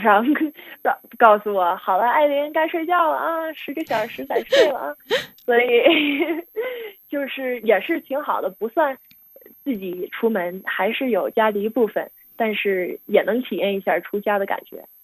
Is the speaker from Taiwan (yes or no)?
no; United States; 我每年因为在美国长大，正常春节不是特别放假，所以没法儿回国